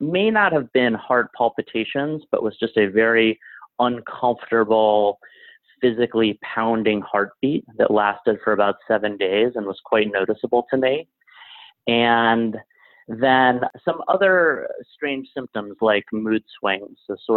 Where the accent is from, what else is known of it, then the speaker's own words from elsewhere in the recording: Alexandria, Virginia, United States; moved away as an adult; now in New York City, United States; I grew up in Alexandria, Virginia, which is a city of about 150,000 people next to Washington, D.C.